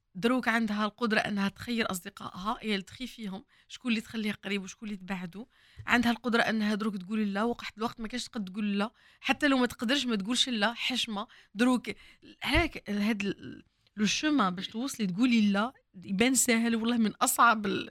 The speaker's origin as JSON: {"language": "Arabic", "town": "Oran", "region": "Oran Province", "country": "Algeria", "tie": "born or raised there", "said": "وين كبرت كنا نسكنوا في الكرمه"}